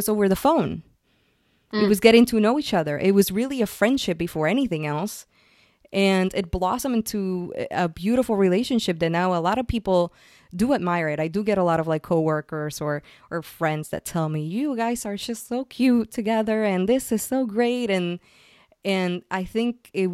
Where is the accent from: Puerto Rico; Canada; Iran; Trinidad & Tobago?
Puerto Rico; moved away as an adult; also born or lived in San Francisco, United States; now in New York, United States; I'm originally from Puerto Rico. And I moved from Puerto Rico to San Francisco to start my tech career